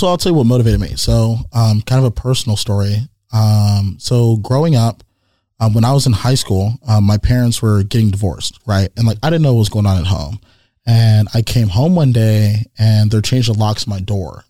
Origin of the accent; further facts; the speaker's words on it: San Jose, California, United States; also born or lived in East Bay, California; I was born in East Bay. I was raised here in San Jose